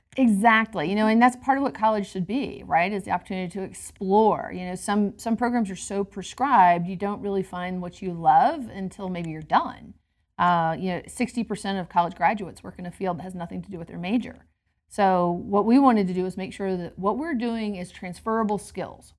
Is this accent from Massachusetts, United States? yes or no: no; Georgia, United States; moved away as an adult; now in Denver, United States; I'm originally from Georgia. I actually grew up um, in a family where my mother, as a social worker, was the primary breadwinner